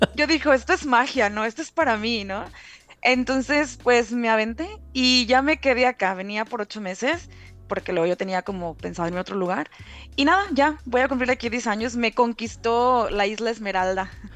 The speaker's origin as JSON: {"language": "Spanish", "town": "Reynosa", "region": "Tamaulipas", "country": "Mexico", "moved": "as an adult", "lives_now": "Ireland", "said": "soy originaria de Reynosa, ta, Tamaulipas"}